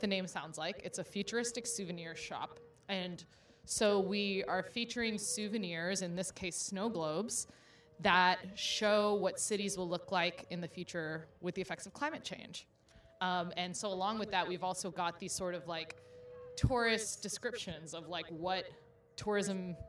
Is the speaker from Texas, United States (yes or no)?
yes; Houston, Texas, United States; moved away as an adult; now in New York, United States; I'm originally from Houston, so woo-woo, Texas! But I'm based out of New York now